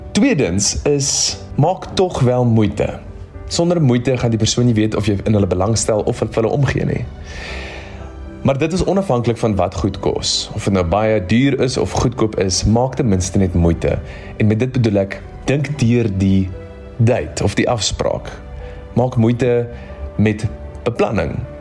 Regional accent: Stellenbosch, Western Cape, South Africa; ek kom van Stellenbosch af

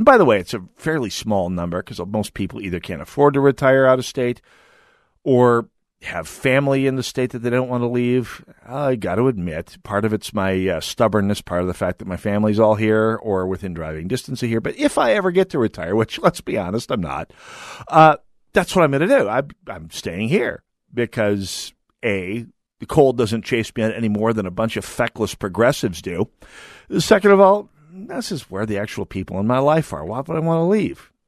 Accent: North Dakota, United States; moved away; I'm from North Dakota

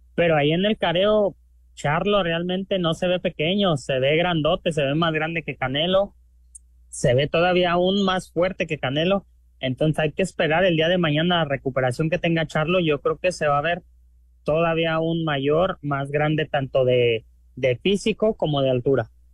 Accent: Mexico; yo como mexicano

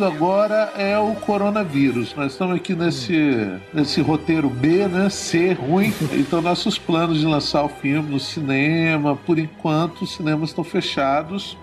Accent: Guarapari, Espírito Santo, Brazil; sou do Espírito Santo, sou de uma cidade chamada Guarapari e cresci numa aldeia de pescadores.

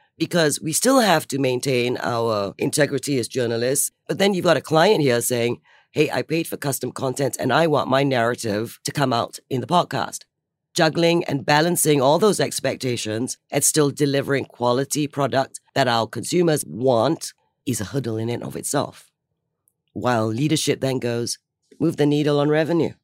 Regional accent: Singapore; I'm Singaporean

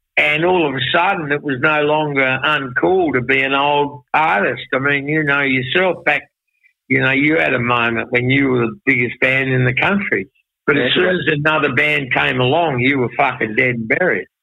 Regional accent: Launceston, Tasmania, Australia; growing up in Launceston

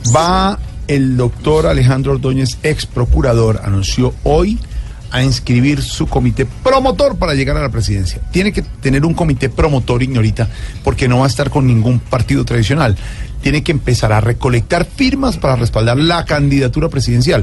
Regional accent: Colombia; los colombianos

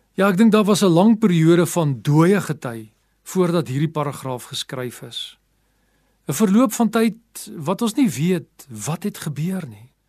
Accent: South Africa; also born or lived in Pretoria; Baie van ons as Afrikaners is grootgemaak

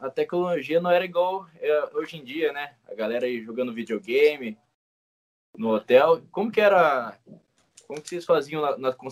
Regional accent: Paraná, Brazil; Ele é, é glorioso a gente, né? Sendo paranaense, brasileiro.

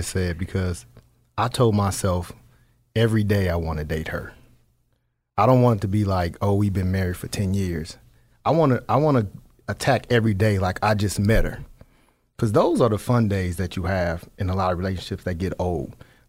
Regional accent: Las Vegas, Nevada, United States; I'm from Vegas, you know. We do some things a little different down there on the West Coast in that city.

